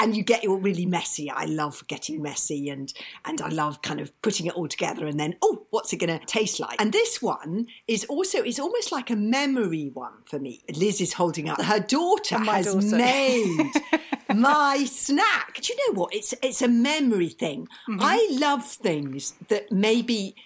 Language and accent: English; London, United Kingdom; I grew up in London in a house without a garden